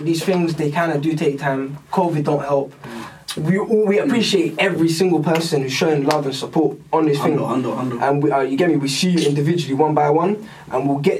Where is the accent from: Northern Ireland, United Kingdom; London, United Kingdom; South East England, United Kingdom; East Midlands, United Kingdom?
London, United Kingdom; I tell you I'm from London